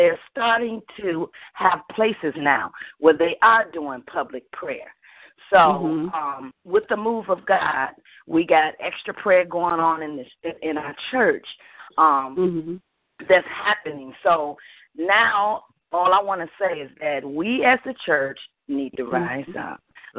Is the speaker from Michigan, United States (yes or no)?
yes; Detroit, Michigan, United States; now in Orlando, United States; I was from Detroit, but I'm in Orlando now, Florida.